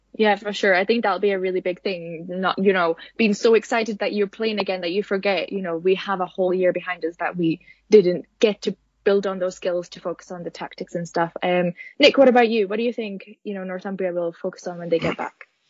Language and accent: English; Finland; I'm from Finland